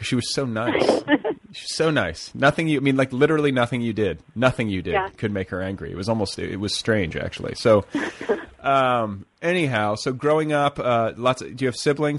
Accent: Indiana and Milwaukee, Midwest, United States; moved away as an adult; I'm from Indiana and Milwaukee, similar places

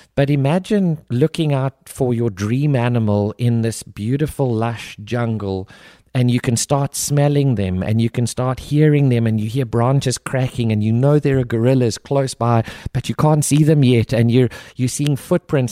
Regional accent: South Africa; moved away; I grew up, born and raised in South Africa

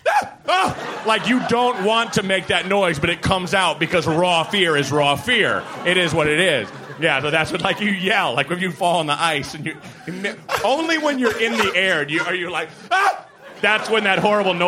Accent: Portland, Oregon, United States; moved away as an adult; also born or lived in Evanston, Illinois / New York; now in Chicago, United States; I grew up in Portland, but then I went straight to Chicago.

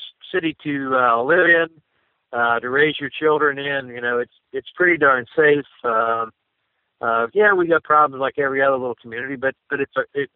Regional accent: Punxsutawney, Pennsylvania, United States; I was born and raised in Punxsutawney

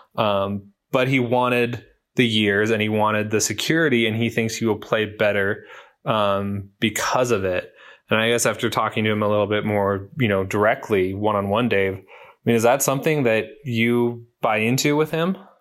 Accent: Minnesota, United States; I am from Minnesota

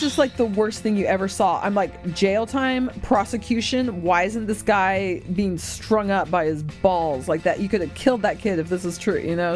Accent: United States; I'm American

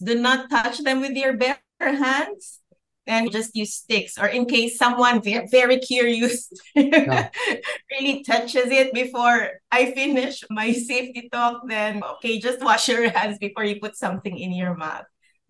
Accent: Philippines; I lived in the city. {S1} Mm-hmm. {S2} And I grew up there, worked there for a while, and then transferred to the north of the Philippines

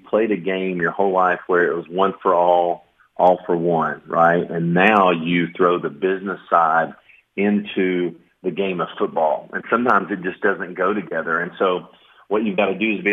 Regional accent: Knoxville, Tennessee, United States; also born or lived in New York / South Florida / Marshall University, West Virginia; now in Lexington, United States; I'm from Knoxville, Tennessee

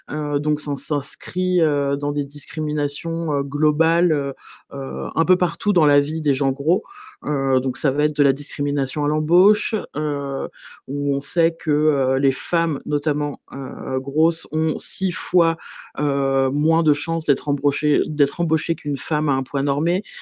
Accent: Paris, Île-de-France, France; je suis parisienne

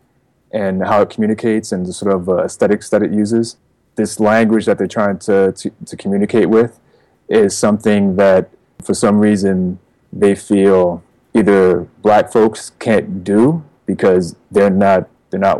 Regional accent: New Jersey, United States; also born or lived in Queens, New York; now in New York City, United States; I was born in Queens and then moved to Jersey when I was about 8 years old. Yeah. So, but I've always been between these Jersey and New York.

